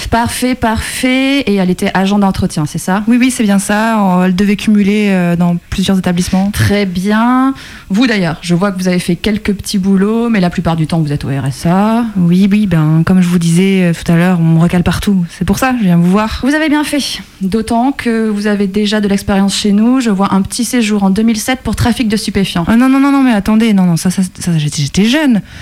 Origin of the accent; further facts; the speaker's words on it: Vénissieux, Auvergne-Rhône-Alpes, France; c'est que je suis née à Vénissieux, en fait.